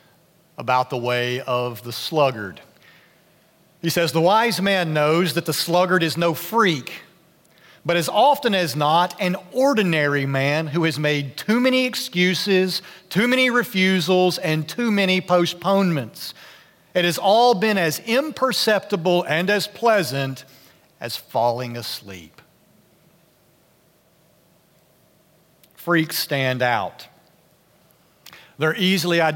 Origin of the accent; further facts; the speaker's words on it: Nashville, Tennessee, United States; moved away; I grew up in Nashville